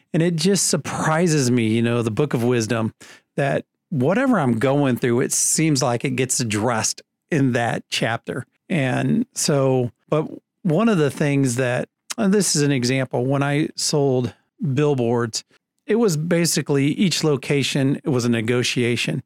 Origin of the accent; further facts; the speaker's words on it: Leo, Indiana, United States; also born or lived in South Carolina; I'm from Leo, Indiana, which is just north of Fort Wayne